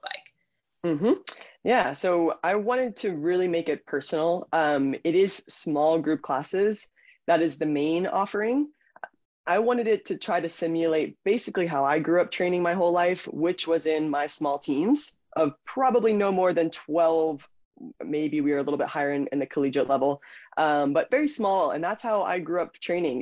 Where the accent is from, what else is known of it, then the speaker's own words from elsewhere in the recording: Stuart, Florida, United States; also born or lived in Germany; I grew up in Florida